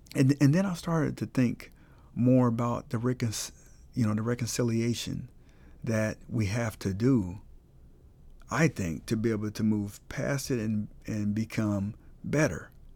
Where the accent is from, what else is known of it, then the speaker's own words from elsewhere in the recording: Colorado Springs, Colorado, United States; moved away; I'm from Colorado Springs